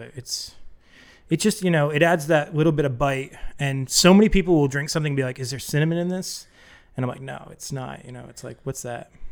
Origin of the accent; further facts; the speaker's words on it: New England, United States; moved away; also born or lived in Boston, Massachusetts; I grew up in New England and I lived in the Boston area for a long time.